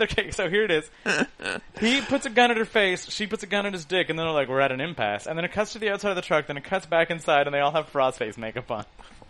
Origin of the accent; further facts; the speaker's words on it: Canada; First of all, we grew up in Canada, so, like, we have Inuit.